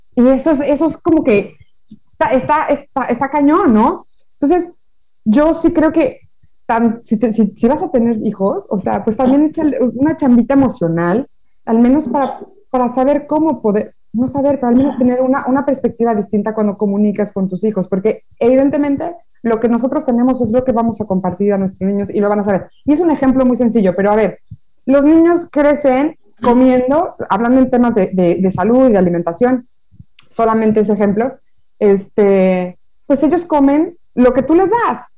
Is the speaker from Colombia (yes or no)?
no; Mexico; now in France; yo soy de México